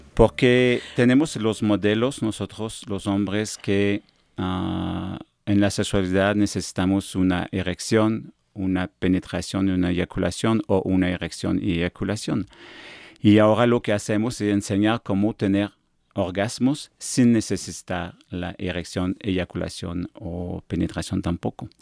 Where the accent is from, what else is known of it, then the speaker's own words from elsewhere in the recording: Quebec, Canada; accent: afrancesado; Spanish is a second language; moved away as an adult; now in Mexico; soy de Quebec, la parte francesa de Canadá